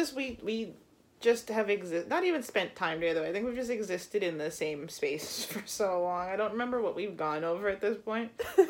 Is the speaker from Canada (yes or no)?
no; Florida, United States; accent: Florida accent; yeah, I just said I was born here